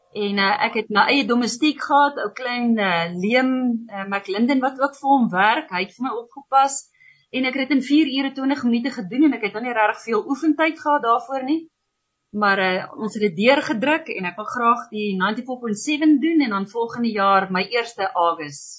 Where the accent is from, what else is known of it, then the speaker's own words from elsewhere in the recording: Lydenburg, Mpumalanga, South Africa; also born or lived in Walvis Bay, Namibia / Swakopmund, Namibia / Uis, Namibia; daarna het ons dan nou verhuis Leidenburg toe